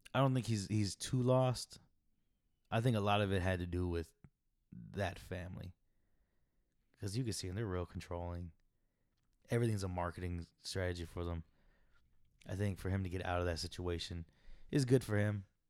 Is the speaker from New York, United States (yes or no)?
no; Arizona, United States; I come from Arizona